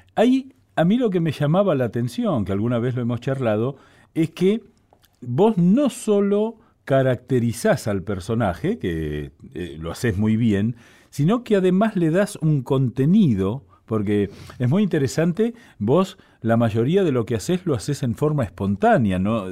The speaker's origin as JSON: {"language": "Spanish", "region": "Buenos Aires", "country": "Argentina", "tie": "born or raised there", "said": "yo soy porteño, he nacido aquí"}